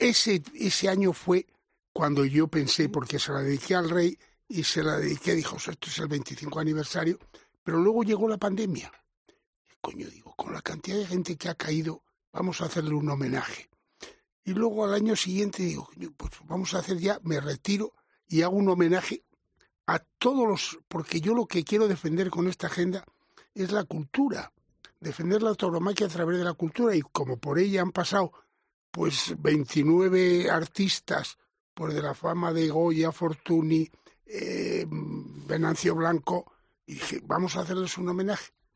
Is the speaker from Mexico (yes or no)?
no; Villarramiel, Castile and León, Spain; yo procedo de un pueblo de Castilla, Villarramiel